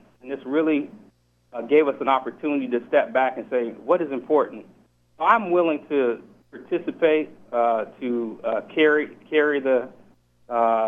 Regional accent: Seattle, Washington, United States; I'm from Seattle.

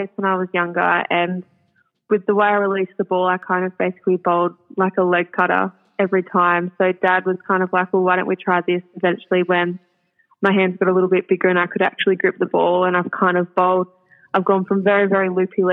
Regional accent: Singleton, New South Wales, Australia; growing up in the Hunter Valley

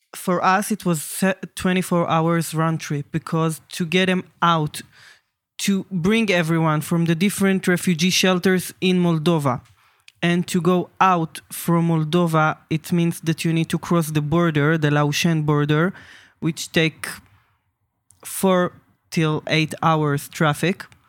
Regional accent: Jerusalem, Jerusalem District, Israel; I'm from Jerusalem

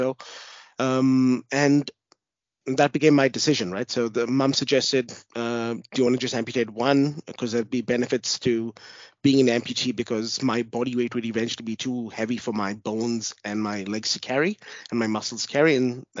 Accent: New Zealand; also born or lived in India; now in Australia; So I'm an Indian born, Australian now. Before I used to live in New Zealand, moved there in about 94, and we moved to Australia in 99.

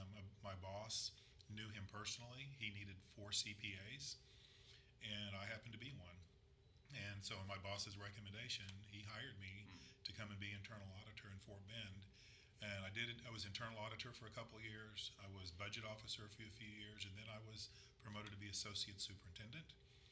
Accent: Casablanca, Casablanca-Settat, Morocco; born there; So I was born in Morocco, Casablanca, on Thanksgiving Day, 1961.

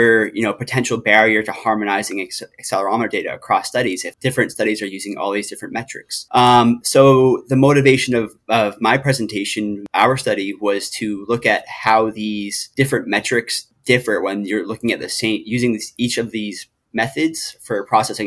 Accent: Massachusetts, United States; moved away as an adult; now in North Carolina, United States; I am originally from Massachusetts, and I moved to North Carolina about 3 years ago

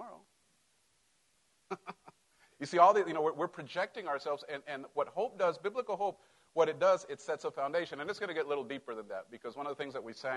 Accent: Mexico; moved away; I grew up in Mexico

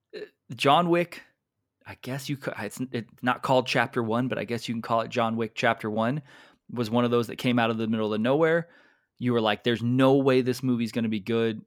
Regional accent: United States; I'm American.

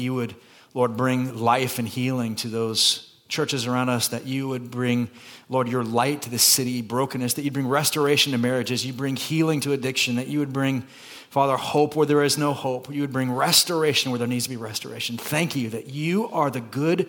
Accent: Santa Cruz, California, United States; now in Burbank, United States; I'm from Santa Cruz. That movie is filmed in my hometown.

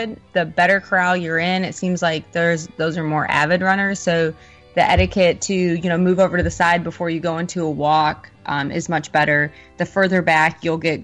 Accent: Midwest, United States; also born or lived in Michigan; now in Florida, United States; I'm from the Midwest

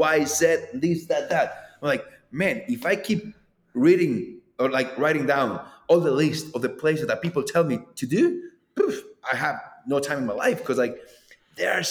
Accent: Manizales, Caldas, Colombia; Manizales, my hometown.

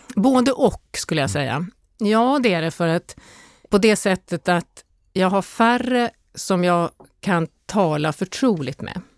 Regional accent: Stockholm, Stockholm County, Sweden; moved away as an adult; also born or lived in Åland; jag har mina rötter på Åland men jag är faktiskt född i, i Stockholm

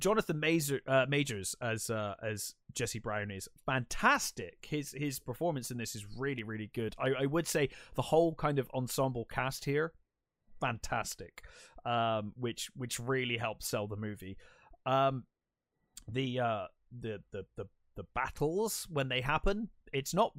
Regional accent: England, United Kingdom; as an English person

